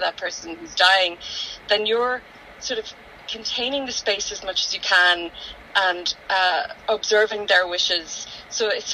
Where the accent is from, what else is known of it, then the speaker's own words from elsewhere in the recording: Donegal, Ulster, Ireland; growing up in Donegal